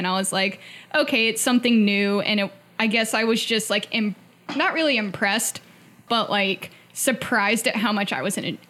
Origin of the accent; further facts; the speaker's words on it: North Carolina, United States; now in Chattanooga, United States; I'm from North Carolina